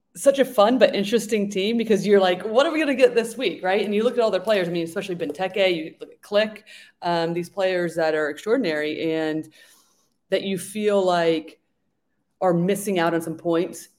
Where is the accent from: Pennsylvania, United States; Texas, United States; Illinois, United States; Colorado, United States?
Pennsylvania, United States; Philadelphia; I'm from Philly